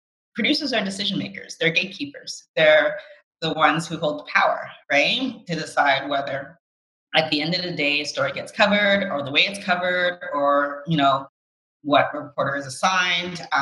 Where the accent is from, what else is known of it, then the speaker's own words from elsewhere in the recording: Canada; growing up in Canada